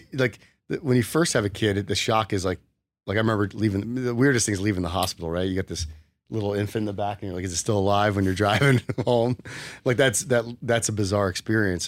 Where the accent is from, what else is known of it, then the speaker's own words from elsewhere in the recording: New Jersey, United States; moved away as an adult; also born or lived in Arizona; now in Las Vegas, United States; I grew up in New Jersey, so I went to Rutgers